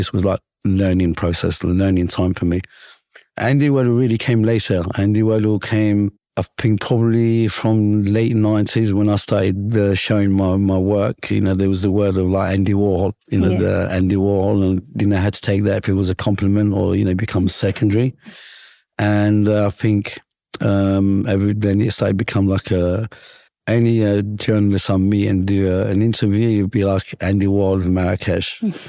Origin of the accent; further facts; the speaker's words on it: London, United Kingdom; growing up in London, my rockstar image for us was, a European or an American with long hair